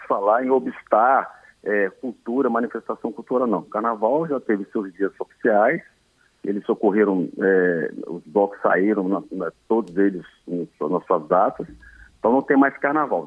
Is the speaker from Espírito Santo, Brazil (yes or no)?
yes; Vitória, Espírito Santo, Brazil; Eu nasci em Santo Antônio